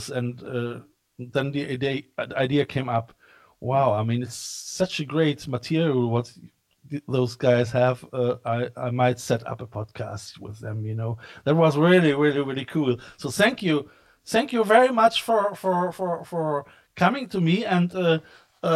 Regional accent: Cologne, North Rhine-Westphalia, Germany; I'm coming from Cologne

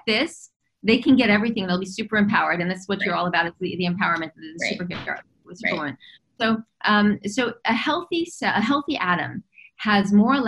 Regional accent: Los Angeles, California, United States; I was raised in Los Angeles. I was raised in Hollywood.

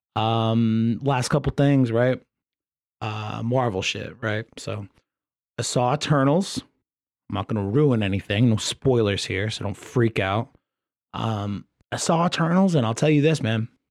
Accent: Rhode Island, United States; I'm from Rhode Island

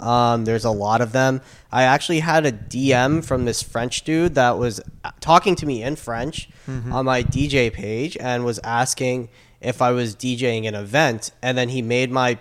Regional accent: South Africa; I am South African

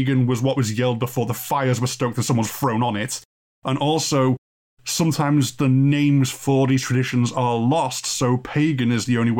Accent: North West England, United Kingdom; being both a Brit wedged between Ireland, Wales and Scotland

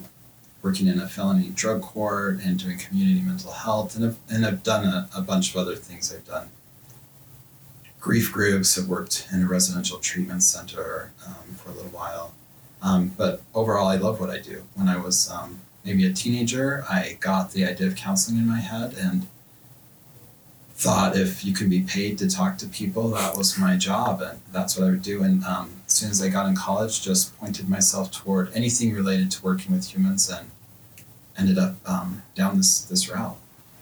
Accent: Bountiful, Utah, United States; also born or lived in Southern California / North Salt Lake, Utah; I was born in Southern California, grew up in Bountiful, live in North Salt Lake with my family, my wife and three kids. I am a member of the Church of Jesus Christ of Latter-day Saints.

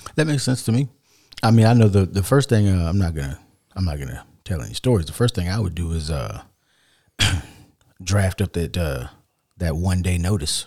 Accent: United States; as an American

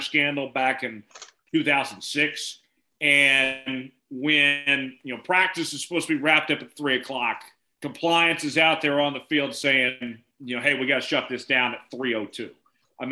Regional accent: Oklahoma, United States; we've seen this our entire lives growing up in Oklahoma

